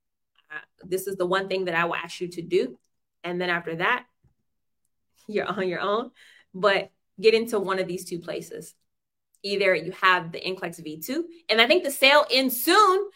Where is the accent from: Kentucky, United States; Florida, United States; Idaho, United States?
Idaho, United States; Boise; moved away; also born or lived in Ohio; I am from the United States of America, born in Boise, Idaho. I hail from Boise, Idaho, then by way of Ohio.